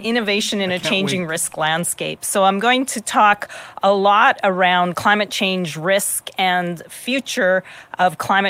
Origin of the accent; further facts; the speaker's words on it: Kinistino, Saskatchewan, Canada; now in Regina, Canada; I live and work in Regina, Saskatchewan, Treaty 4, and I was born in Kanistino, Saskatchewan, Treaty 6, just at the outskirts of the James Smith Cree Nation.